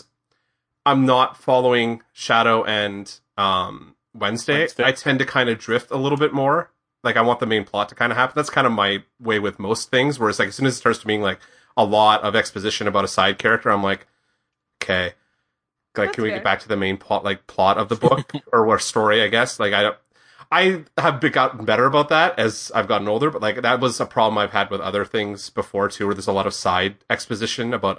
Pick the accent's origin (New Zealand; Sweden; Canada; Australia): Canada; as a Canadian